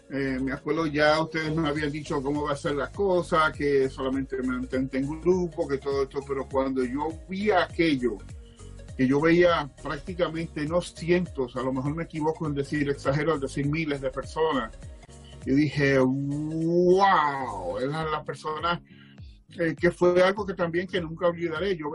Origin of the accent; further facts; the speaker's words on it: Dominican Republic; Yo vengo de la República Dominicana, me crié en la República Dominicana, donde allí hay 80 grados